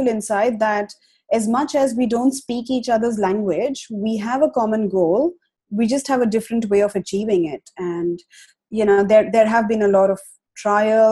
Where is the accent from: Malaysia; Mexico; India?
India; moved away as an adult; now in Australia; a runaway from India. So my husband and I, we migrated to Australia almost 4 years ago now